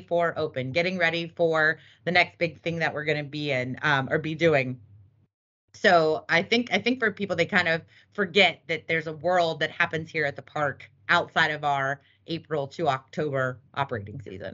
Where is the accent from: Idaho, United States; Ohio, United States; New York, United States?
Ohio, United States; Cincinnati; moved away as an adult; also born or lived in California; I grew up in Cincinnati, Ohio